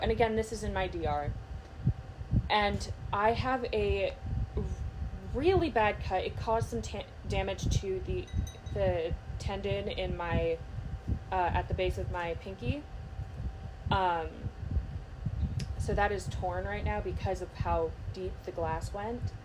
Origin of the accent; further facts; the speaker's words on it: United States; I'm American